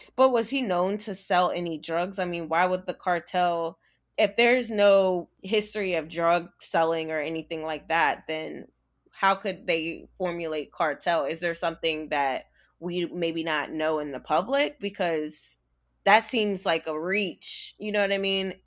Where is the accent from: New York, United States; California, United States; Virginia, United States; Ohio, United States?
Virginia, United States; I am from Virginia.